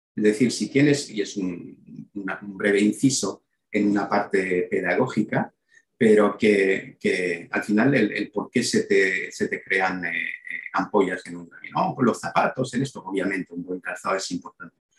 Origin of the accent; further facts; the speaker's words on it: Belgium; moved away as an adult; also born or lived in Málaga, Spain / El Bierzo (family origin); yo nací en Bélgica hace 58 años. Em, eh, y he pasado 18 años de mi vida ahí. Cuando decía esa foto de camareros es cuando llegué a Málaga